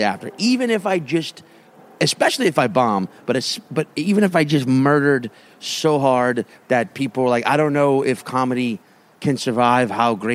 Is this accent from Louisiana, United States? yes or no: yes; New Orleans, Louisiana, United States; I'm from New Orleans